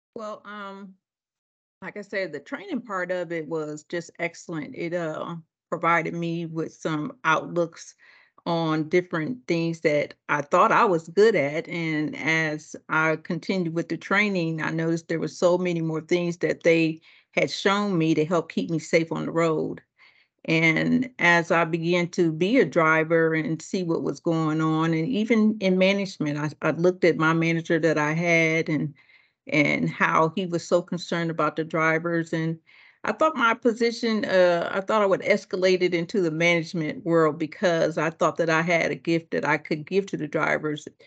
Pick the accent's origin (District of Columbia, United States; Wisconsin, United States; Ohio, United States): Ohio, United States; Akron; moved away; also born or lived in Detroit, Michigan / Richmond; I'm born and raised in Akron, Ohio.